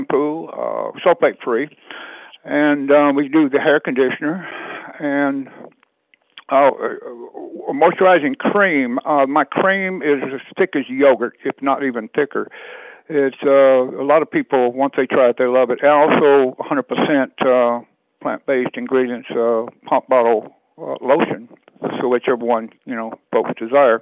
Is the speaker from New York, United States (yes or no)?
no; South Georgia, United States; born or raised there; moved away